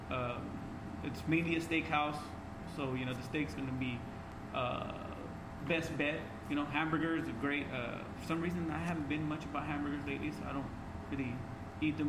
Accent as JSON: {"language": "English", "town": "Fresno", "region": "California", "country": "United States", "tie": "born or raised there", "said": "growing up in the West Side"}